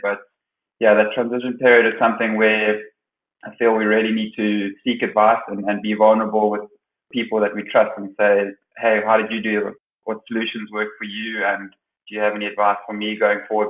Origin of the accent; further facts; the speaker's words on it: South Africa; now in The Hague, Netherlands; my last sort of 12 years as a South African player